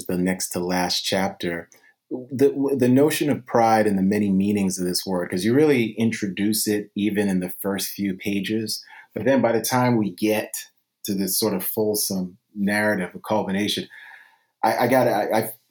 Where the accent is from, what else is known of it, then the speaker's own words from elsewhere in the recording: New York City, New York, United States; for those of us who grew up in New York City, like myself in the 80s